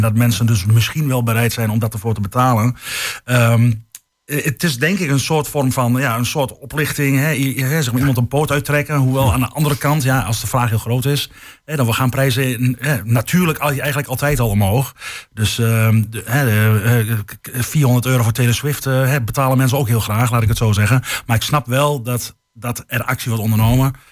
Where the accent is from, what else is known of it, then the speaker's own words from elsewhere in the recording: Hengelo, Overijssel, Netherlands; also born or lived in Groningen; geboren in Hengelo. En eh, wat ik net al zei, vooraf, behalve zes jaar in Groningen gestudeerd te hebben, ruimtelijke ordening. altijd Hengelo geweest